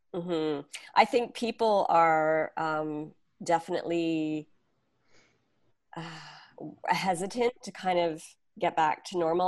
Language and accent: English; Canada; now in New York, United States; my husband and I are not originally from New York, we're from Canada.